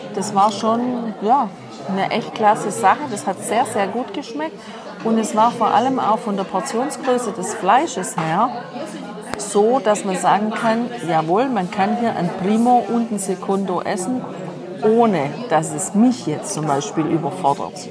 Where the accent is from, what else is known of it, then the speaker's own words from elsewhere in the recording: Germany; zu Hause bei uns in Deutschland